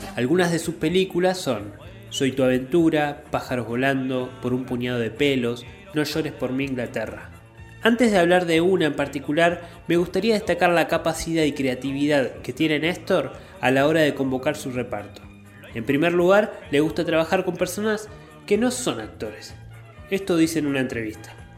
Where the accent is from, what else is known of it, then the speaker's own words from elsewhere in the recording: Argentina; como argentinos